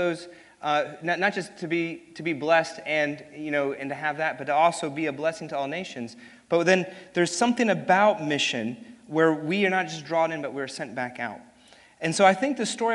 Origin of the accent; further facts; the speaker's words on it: New York City, New York, United States; also born or lived in Hopewell, Virginia; I was born in Hopewell, Virginia, so I'm actually confused if I'm a Southerner or not, because I was born in Virginia and married a Memphian, and but grew up and was raised in New York City